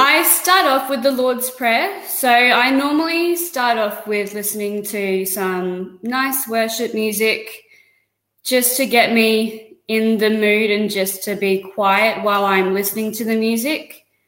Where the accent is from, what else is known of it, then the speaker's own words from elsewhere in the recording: Bundaberg, Queensland, Australia; moved away as an adult; now in Sunshine Coast, Australia; I was born in Bundaberg, lived there all of my life